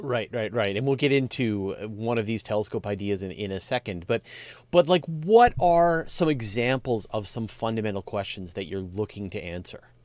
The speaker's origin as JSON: {"language": "English", "area": "Hornby Island, Gulf Islands", "region": "British Columbia", "country": "Canada", "tie": "born or raised there", "said": "I grew up on the on the Gulf, uh, on the coast, on the Gulf Islands"}